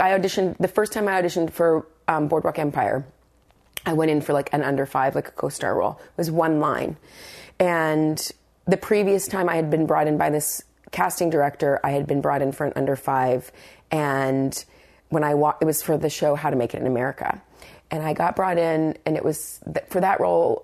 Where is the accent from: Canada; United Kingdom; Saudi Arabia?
Canada; Brandon, Manitoba; moved away; living in my hometown of Brandon, Manitoba